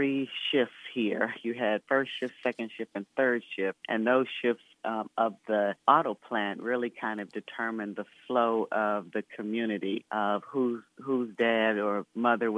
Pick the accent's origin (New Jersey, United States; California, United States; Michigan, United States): Michigan, United States; Flint; now in Washington, D.C., United States; I grew up in Flint, Michigan, went to elementary school, high school